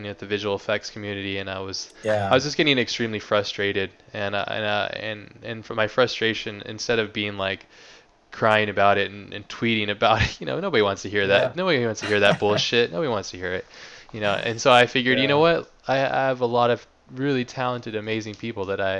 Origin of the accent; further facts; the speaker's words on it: United States; I'm American